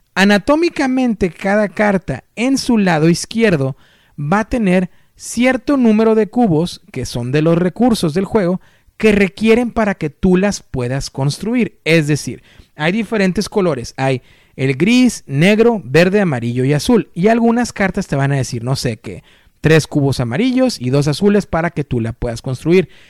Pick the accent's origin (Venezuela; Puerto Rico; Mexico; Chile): Mexico; como yo, mexicanos